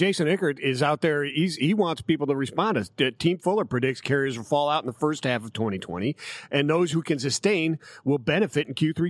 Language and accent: English; Cleveland, Ohio, United States; moved away; also born or lived in Parkland, Florida; my hometown in beautiful Cleveland, Ohio.